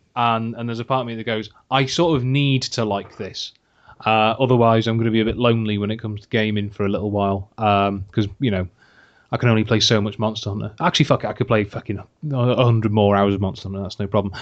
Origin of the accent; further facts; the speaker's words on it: Wales, United Kingdom; I'm in Wales, yeah, I live in Wales. I am Welsh